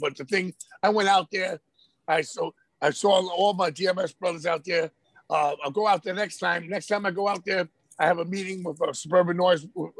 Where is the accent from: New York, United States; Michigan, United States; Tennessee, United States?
New York, United States; New York City; I'm from Jackson, East Elmhurst. And when growing up, I used to see him at the Wendy's by my fucking house.